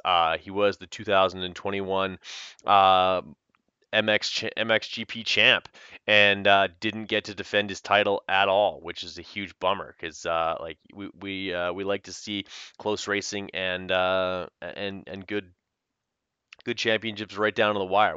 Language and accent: English; Canada; the French connection of being Canadian